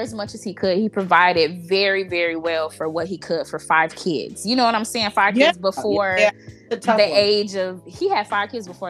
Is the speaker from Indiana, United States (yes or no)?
yes; Gary, Indiana, United States; moved away; also born or lived in Chicago Heights, Illinois; I grew up in Gary, Indiana